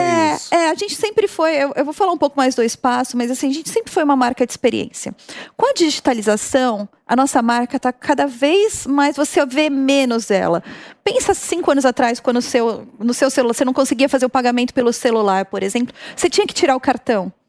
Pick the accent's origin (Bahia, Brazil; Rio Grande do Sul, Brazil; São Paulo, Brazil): São Paulo, Brazil; São Caetano do Sul; saí lá de São Caetano